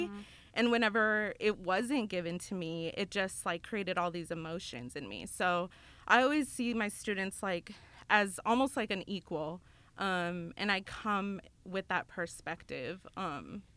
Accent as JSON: {"language": "English", "town": "El Paso", "region": "Texas", "country": "United States", "moved": "as an adult", "lives_now": "Memphis, United States", "said": "I'm from Texas, El Paso, Texas"}